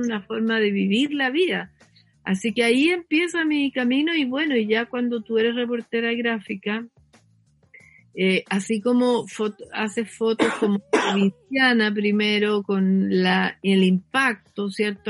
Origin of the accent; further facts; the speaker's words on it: Talca, Maule, Chile; moved away as an adult; yo soy de Talca